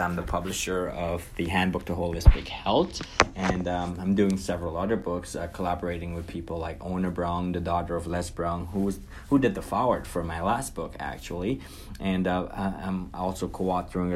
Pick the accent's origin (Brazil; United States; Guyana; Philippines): Guyana; now in North America; I was born and raised in Guyana, South America.